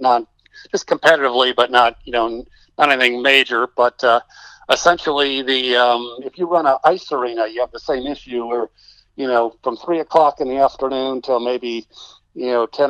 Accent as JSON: {"language": "English", "region": "Texas", "country": "United States", "said": "I'm being a Texan"}